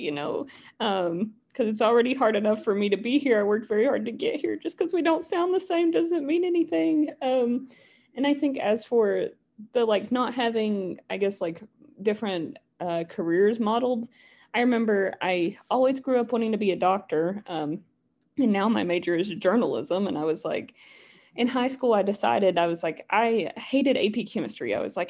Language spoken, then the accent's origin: English; Appalachia, United States; my accent is still here, but not nearly as thick as a lot of people from where I'm from. But literally somebody just pointed it out in one of my classes the other day. She was like, I can hear that you're from Appalachia.